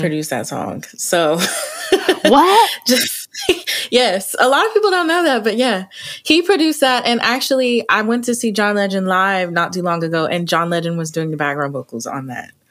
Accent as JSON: {"language": "English", "town": "Oklahoma City", "region": "Oklahoma", "country": "United States", "tie": "born or raised there", "said": "born and raised Oklahoma City"}